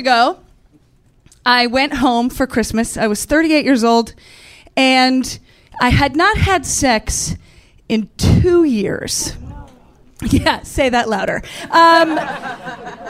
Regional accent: Central New York, United States; moved away; I grew up in Central New York

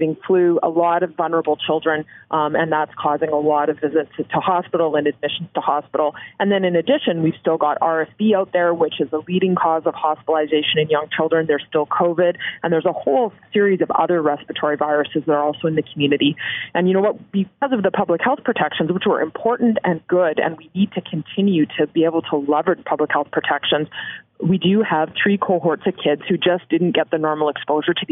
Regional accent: Canada; as a Canadian

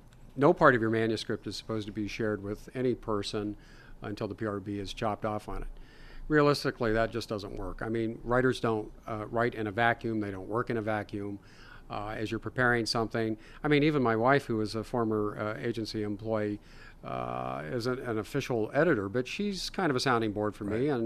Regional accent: Ohio, United States; I'm from Ohio

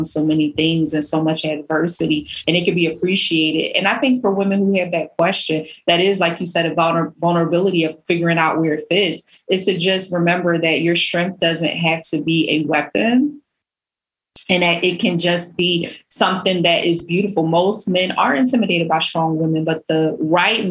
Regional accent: Philadelphia, Pennsylvania, United States; I grew up in North Philly

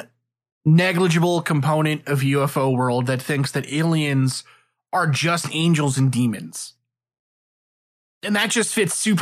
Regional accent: New York, United States; I grew up in New York, and when I was in school, when I was like in middle school, 9/11 happened

